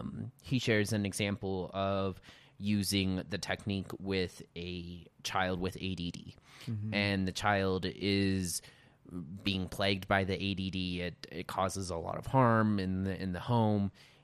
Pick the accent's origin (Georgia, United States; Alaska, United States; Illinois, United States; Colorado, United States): Colorado, United States; Montrose; Montrose, Colorado.